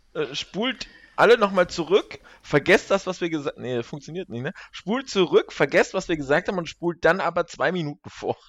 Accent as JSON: {"language": "German", "town": "Kassel", "region": "Hesse", "country": "Germany", "said": "wir in Kassel, also wir Kasseler"}